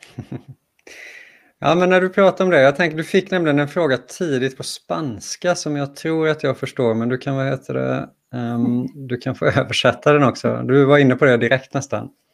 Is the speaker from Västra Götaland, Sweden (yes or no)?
yes; Gothenburg, Västra Götaland, Sweden; Jag känner mig mer som göteborgare än svensk